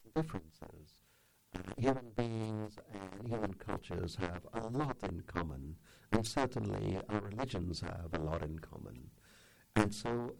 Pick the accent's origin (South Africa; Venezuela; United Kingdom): United Kingdom; England; moved away as an adult; also born or lived in India; now in United States; When I was 3 years old, my parents moved to England. So I lived my life in England, had my education there, and came to America in 87, where I've been ever since.